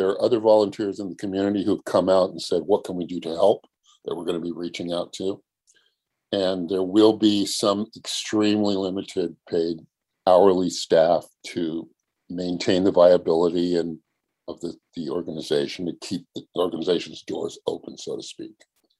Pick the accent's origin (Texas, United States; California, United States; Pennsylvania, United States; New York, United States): California, United States; I was born and raised in San Diego County.